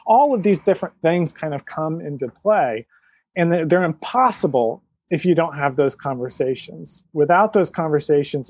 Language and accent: English; Georgia, United States; now in West Coast, United States; I'm from Georgia and now live on the West Coast